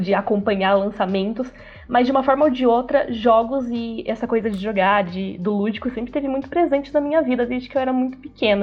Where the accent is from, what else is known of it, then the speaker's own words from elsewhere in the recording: Rio das Pedras, São Paulo, Brazil; also born or lived in Americana; eu sou de uma cidadezinha do interior, chama Rio das Pedras, é super pequenininha